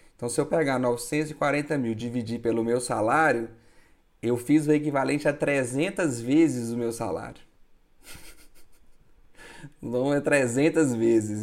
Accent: Minas Gerais, Brazil; eu sou de Minas

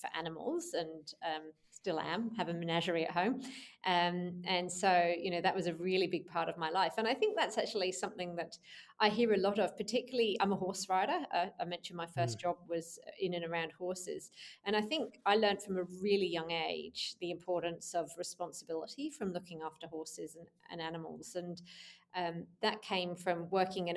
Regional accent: London, United Kingdom; now in Melbourne, Australia; I was born in London in the UK

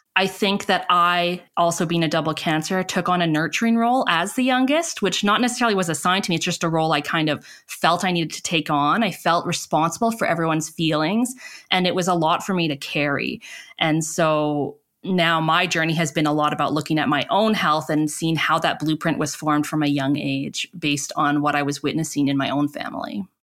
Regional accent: Calgary, Alberta, Canada; I grew up in Canada, in Calgary, Alberta, Treaty Seven territory

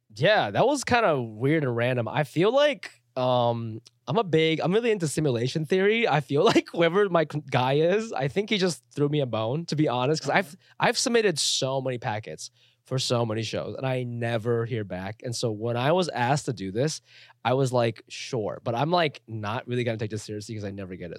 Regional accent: Ohio, United States; also born or lived in Chiba, Japan; now in New York, United States; I grew up in Ohio

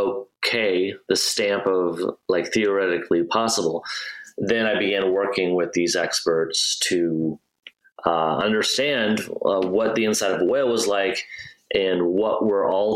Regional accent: Midwest, United States; Like I grew up in the Midwest, not around any big bodies of water

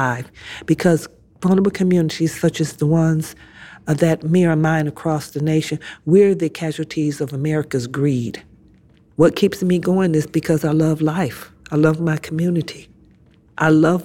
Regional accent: Detroit, Michigan, United States; Growing up in Southwest Detroit, to me, was a haven of safety and love and friendship.

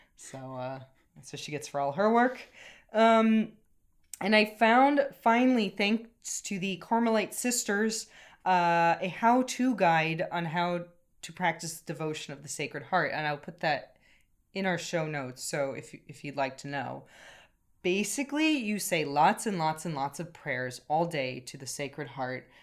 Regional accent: United States; now in Ireland; something I've noticed as an American coming to Ireland

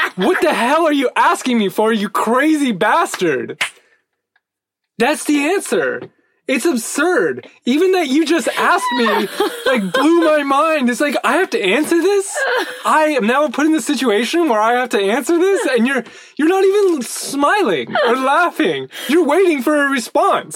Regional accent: United States; as an American

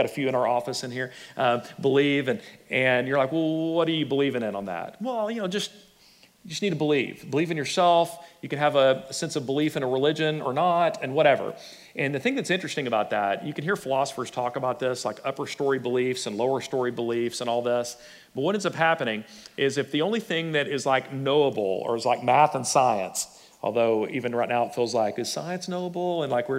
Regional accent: Texas, United States; also born or lived in Plano; I grew up in West Texas or Plano or whatever, and I was raised this way

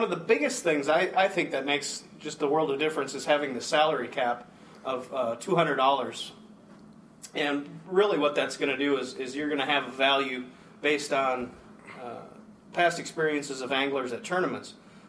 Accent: Minnesota, United States; moved away as an adult; now in Kentucky/Georgia; I was transplanted from Minnesota to Atlanta to Kentucky, where I spent six, seven years in the Kentucky office

